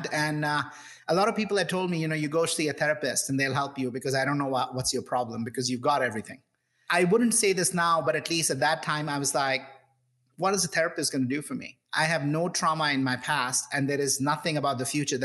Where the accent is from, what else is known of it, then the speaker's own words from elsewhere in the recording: India; I grew up in India